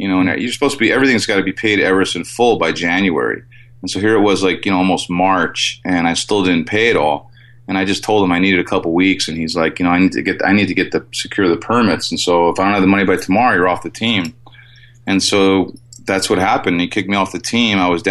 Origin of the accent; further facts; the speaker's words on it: New Jersey, United States; I was born and raised in New Jersey